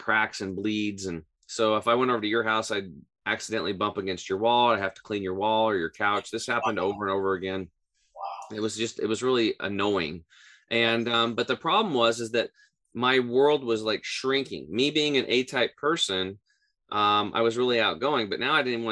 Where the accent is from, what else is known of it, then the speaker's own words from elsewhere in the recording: Eastern Oregon, United States; I grew up in Eastern Oregon on a small cattle and hay farm.